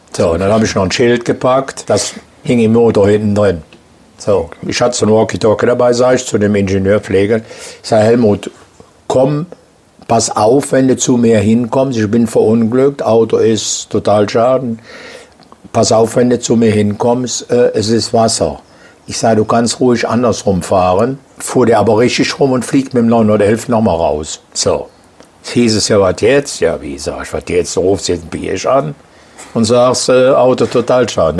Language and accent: German; Aachen, North Rhine-Westphalia, Germany; Ich bin aus Aachen